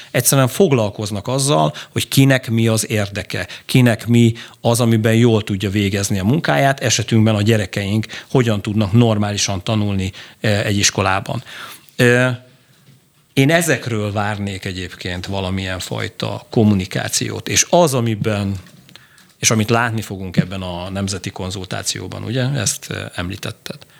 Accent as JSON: {"language": "Hungarian", "country": "Hungary"}